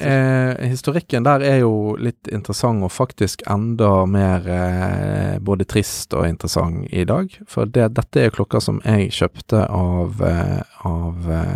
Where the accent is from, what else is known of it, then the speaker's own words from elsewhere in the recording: Bergen, Vestland, Norway; jeg er bergenser